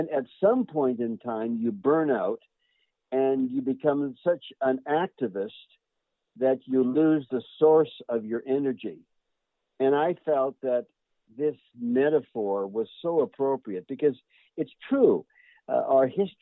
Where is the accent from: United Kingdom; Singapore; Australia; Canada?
Canada; I'm a Canadian